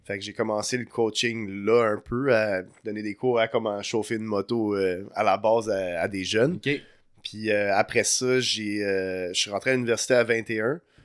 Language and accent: French; Montreal, Quebec, Canada; Je viens, de Montréal à la base euh, de Notre-Dame-de-Grâce